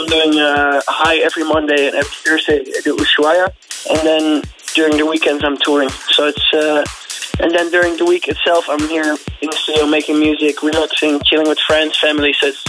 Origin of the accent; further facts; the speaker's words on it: Netherlands; English is a second language; we're both from the Netherlands